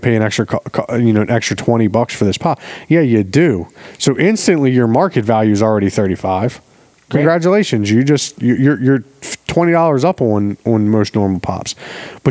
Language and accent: English; Baltimore, Maryland, United States; I'm the friend from Baltimore